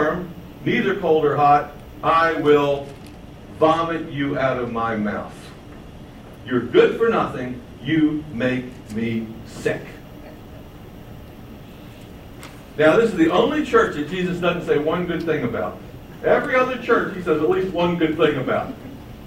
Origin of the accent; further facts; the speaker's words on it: Baltimore, Maryland, United States; I grew up in Baltimore, about 2 miles from my house, there was a road, and it was called Cold Spring Lane.